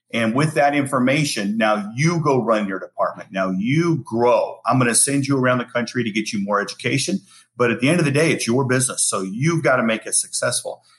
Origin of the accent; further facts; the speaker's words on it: Spencer, Iowa, United States; moved away as an adult; now in Hawaii, United States; growing up in Iowa and Spencer